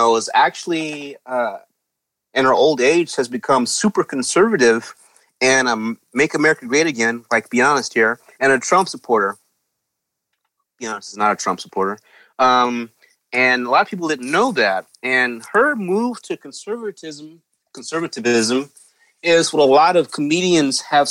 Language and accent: English; Deep East Texas, United States; I grew up in Deep East Texas